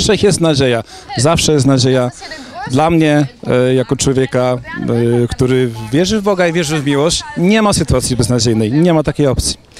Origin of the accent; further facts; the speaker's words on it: Zubrzyca, Poland; moved away; nawet u siebie na, na wsi, w Zubrzycy, skąd pochodzę, czasami bywam